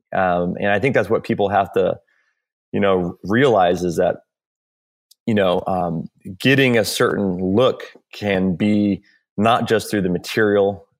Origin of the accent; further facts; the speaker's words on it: Hawaii, United States; moved away as an adult; also born or lived in California; I grew up in Hawaii, um, and I moved to California, um, when I was eighteen.